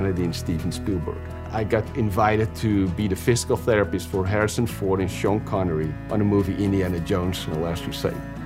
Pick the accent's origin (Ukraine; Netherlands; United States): Netherlands; Amsterdam, North Holland; moved away; I was born in Amsterdam in the Netherlands in 1961.